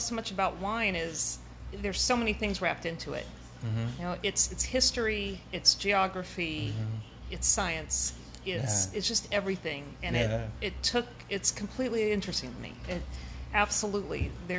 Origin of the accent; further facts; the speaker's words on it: Denver, Colorado, United States; moved away as an adult; now in Astoria, United States; Grew up in Colorado, Denver. Mm-hmm. Lived there most of my life. Moved out here about 11 years ago.